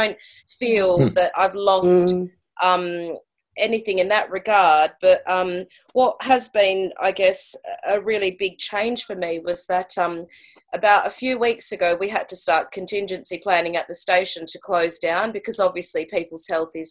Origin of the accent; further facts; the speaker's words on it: Australia; moved away as an adult; now in St Albans, United Kingdom; I'm Australian. I moved to the UK about 3 years ago now